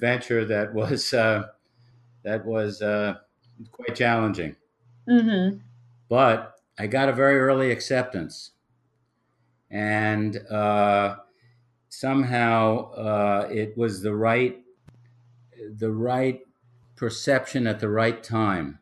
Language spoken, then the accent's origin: English; New York City, New York, United States; I was raised in New York City